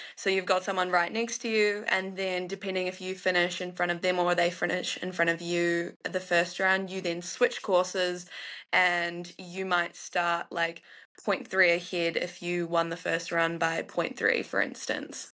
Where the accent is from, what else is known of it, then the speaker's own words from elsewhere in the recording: North Island, New Zealand; I was raised in the North Island